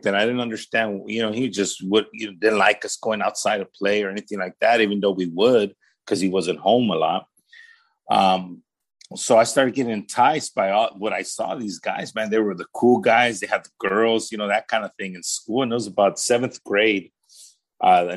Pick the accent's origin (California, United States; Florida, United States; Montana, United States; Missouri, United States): California, United States; Paramount; also born or lived in Los Angeles; I actually was born here in the LA area. I was born in Martin Luther King Jr. Hospital, which is one of the county run hospitals here in the city of Los Angeles. And I was raised in the city of Paramount